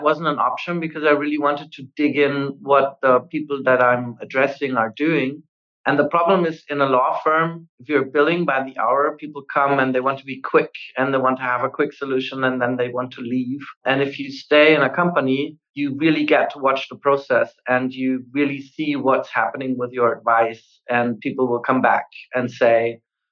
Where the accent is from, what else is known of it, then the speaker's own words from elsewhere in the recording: Austria; I come from Austria